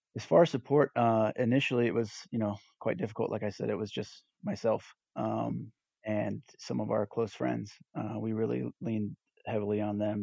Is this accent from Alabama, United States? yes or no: no; Southern California, United States; moved away as an adult; also born or lived in Texas; now in East Texas, United States; I'm originally from Southern California and relocated to Texas in 2011